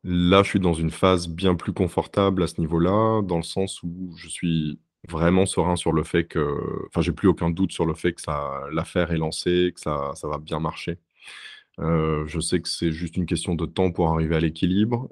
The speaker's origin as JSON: {"language": "French", "country": "France", "moved": "as an adult", "lives_now": "Berlin, Germany", "said": "Mon parcours en France, au moment où j'ai quitté la France et j'ai déménagé, c'était un parcours euh, très académique"}